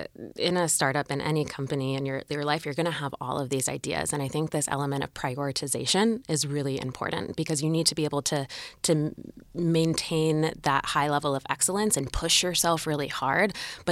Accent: Maryland, United States; I grew up in Maryland in kind of a suburban or rural area.

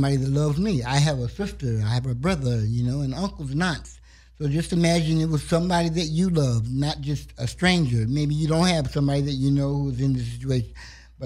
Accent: Ohio, United States; now in Los Angeles, United States; I'm from Ohio. Originally.

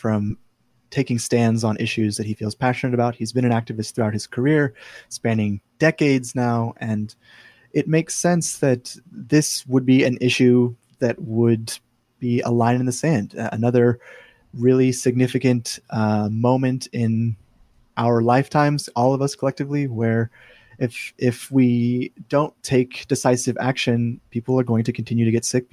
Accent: United States; moved away as an adult; now in Brisbane, Australia; I am an American born living in Australia now

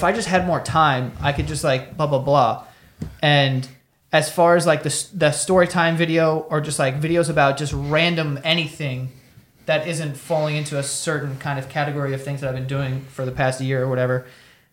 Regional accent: New York City, New York, United States; I grew up in Queens, it's the most diverse place in the world

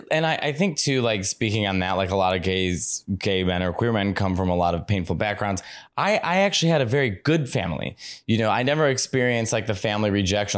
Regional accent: Chicago, Illinois, United States; I grew up in Chicago

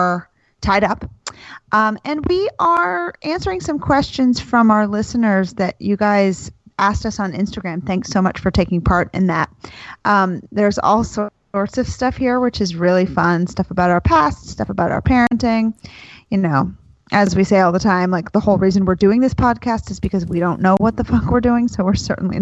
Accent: Florida, United States; also born or lived in New England; We moved from New England down to Florida

